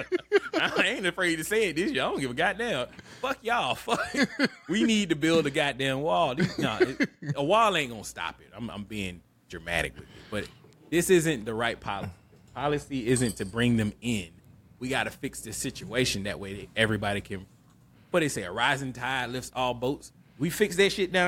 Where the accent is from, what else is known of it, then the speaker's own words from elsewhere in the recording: the South, United States; This is an American, and I'm Southern